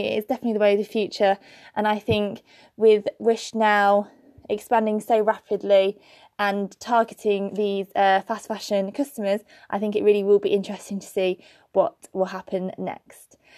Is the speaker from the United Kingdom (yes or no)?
yes; Birmingham, West Midlands, United Kingdom; in Birmingham, my hometown